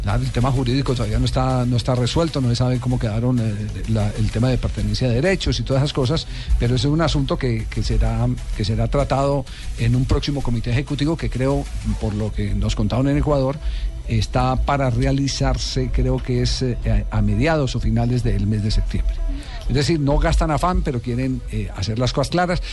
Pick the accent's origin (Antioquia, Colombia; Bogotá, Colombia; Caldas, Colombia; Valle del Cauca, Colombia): Caldas, Colombia; Manizales; moved away; en la ciudad de Manizales, en mi tierra